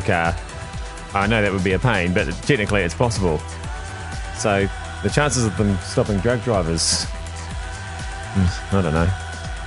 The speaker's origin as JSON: {"language": "English", "town": "Hamilton", "region": "Waikato", "country": "New Zealand", "said": "I am from Hamilton"}